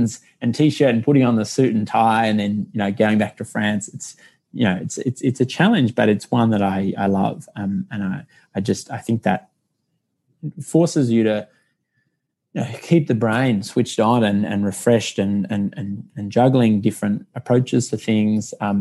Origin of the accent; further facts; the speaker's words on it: Canberra, Australian Capital Territory, Australia; moved away; I'm from Canberra originally.